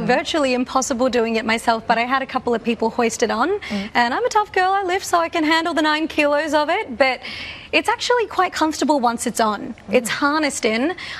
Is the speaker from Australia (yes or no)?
yes; Australia; I'm an Australian woman with South Asian heritage